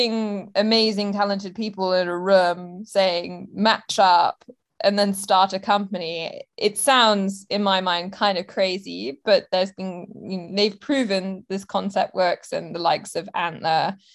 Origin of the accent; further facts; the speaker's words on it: Hong Kong; I was actually born in Hong Kong